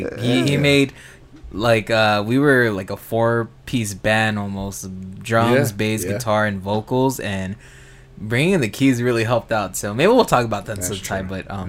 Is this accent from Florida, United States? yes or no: no; Los Angeles, California, United States; we're from Los Angeles, and we're used to this kind of environment